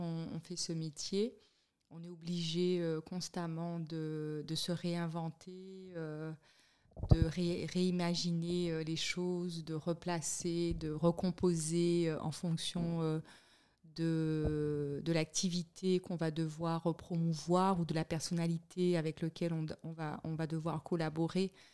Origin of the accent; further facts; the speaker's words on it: Le Moule, Guadeloupe; moved away as an adult; also born or lived in Miami / Montpellier / Paris; now in Switzerland; je suis né en Guadeloupe. J'ai grandi, je vais dire, mon enfance euh, je l'ai passé au Moule